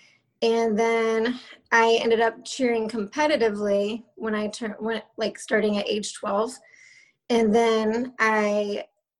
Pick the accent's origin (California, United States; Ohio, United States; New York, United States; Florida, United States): Florida, United States; Jacksonville; also born or lived in Lynchburg, Virginia; now in Fernandina Beach, United States; Grew up in Jacksonville, Florida